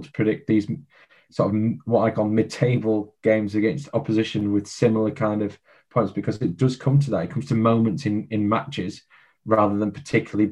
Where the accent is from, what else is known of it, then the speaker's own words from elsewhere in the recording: England, United Kingdom; I'm an Englishman